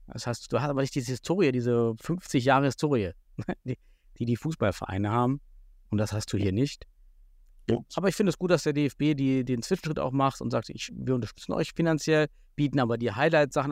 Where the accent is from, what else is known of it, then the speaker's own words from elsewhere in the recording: Southern Thuringia, Germany; moved away; ich bin aus Südthüringen